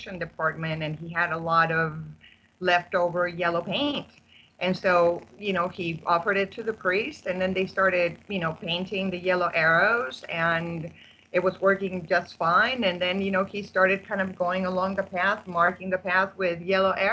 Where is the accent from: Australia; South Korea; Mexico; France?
Mexico; moved away as an adult; also born or lived in California / Arizona; now in Spain; I was actually born and raised in Mexico, and then I moved to the United States in 1984 when I got married